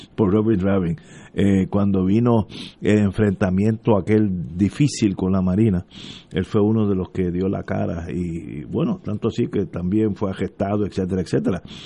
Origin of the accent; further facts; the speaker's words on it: Puerto Rico; ya son primos míos y son somos puertorriqueños todos